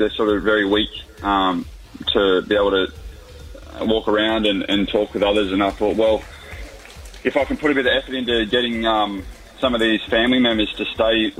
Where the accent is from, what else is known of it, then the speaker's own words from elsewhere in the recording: Newcastle, New South Wales, Australia; now in Manly, Australia; So I'm from Newcastle.